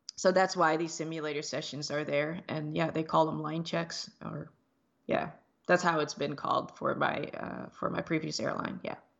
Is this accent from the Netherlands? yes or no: yes; Netherlands; moved away; I grew up in the Netherlands, in Europe, but my, uh, parents are from the Dutch Antilles.